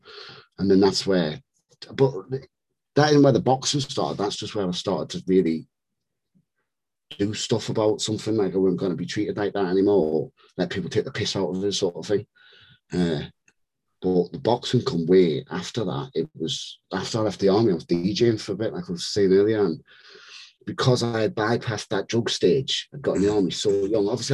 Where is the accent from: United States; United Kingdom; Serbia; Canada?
United Kingdom; Newcastle upon Tyne, North East England; also born or lived in Whitehaven, Cumbria / Germany; ended up settling in Newcastle when I was like seven, something like that. So grew up in Newcastle